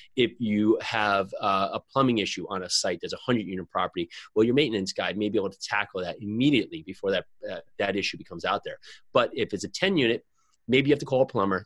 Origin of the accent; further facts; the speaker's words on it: New Jersey, United States; I'm from New Jersey